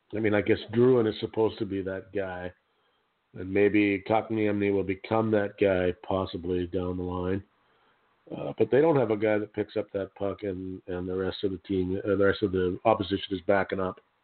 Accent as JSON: {"language": "English", "country": "Canada", "said": "I am a Canadian"}